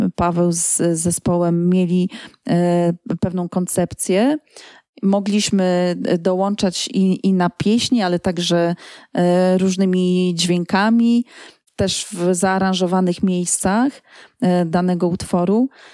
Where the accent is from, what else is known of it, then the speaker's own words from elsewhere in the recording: Poland; jestem z Polski